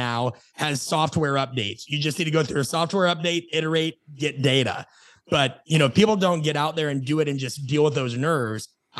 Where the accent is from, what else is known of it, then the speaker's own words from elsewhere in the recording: Nebraska, United States; also born or lived in Phoenix / Los Angeles; now in Atlanta, United States; I live in Atlanta, Georgia. I've lived in Phoenix. By and large, and whenever I'd say, oh, I'm from Nebraska, people would say, oh, that's miserable.